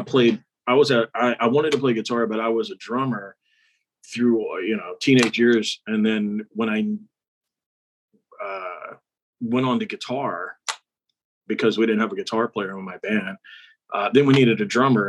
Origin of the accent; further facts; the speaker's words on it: Texas, United States; We're from Texas.